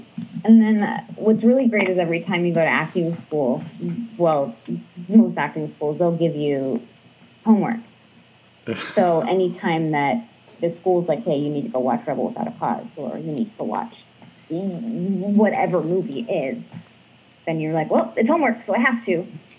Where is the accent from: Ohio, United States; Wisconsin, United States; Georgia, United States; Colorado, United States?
Ohio, United States; born or raised there; also born or lived in Arizona